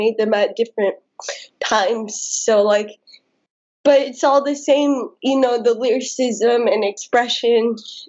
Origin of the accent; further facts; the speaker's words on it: United States; also born or lived in India / United Kingdom; I mean, I've been living in the States my entire life since I was like 3.